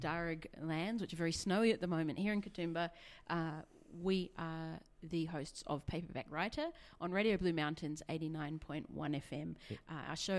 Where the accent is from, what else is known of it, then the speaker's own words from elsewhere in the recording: New Zealand; now in Australia; I'm from New Zealand.